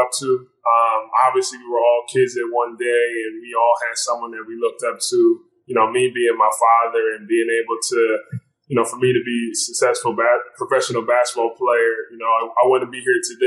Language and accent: English; Mount Laurel, New Jersey, United States; from Mount Laurel, New Jersey